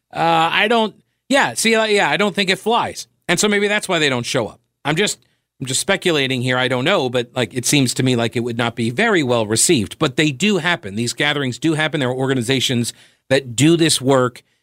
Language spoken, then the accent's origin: English; United States; I am from America